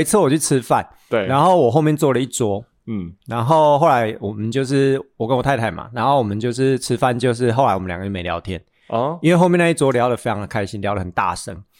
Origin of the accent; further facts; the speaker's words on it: Taichung, Taiwan; 我们台中人